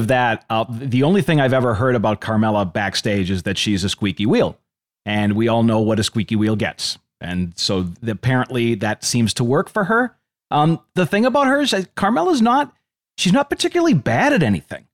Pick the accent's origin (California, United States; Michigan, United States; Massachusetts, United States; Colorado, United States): Massachusetts, United States; Boston; moved away; also born or lived in San Antonio; I'm from Boston